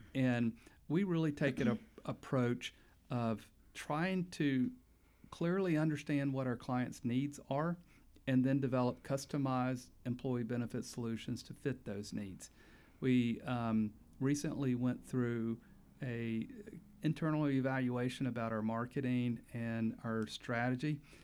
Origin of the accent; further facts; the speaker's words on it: Pensacola, Florida, United States; moved away as an adult; also born or lived in Panama City, Florida; now in Tallahassee, United States; I grew up in Pensacola